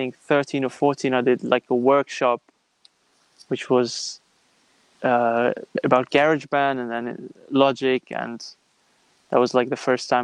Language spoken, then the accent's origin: English; Kempen, North Rhine-Westphalia, Germany; moved away as an adult; now in London, United Kingdom; I was born in Germany, in a small town called Kempen, which is near Düsseldorf and Cologne. It's like in the west part of Germany. And I grew up there, spent all my childhood here.